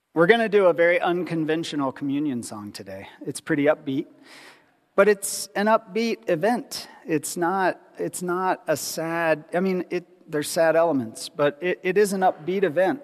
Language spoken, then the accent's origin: English; Ohio, United States; I grew up in Ohio, which is the middle of nowhere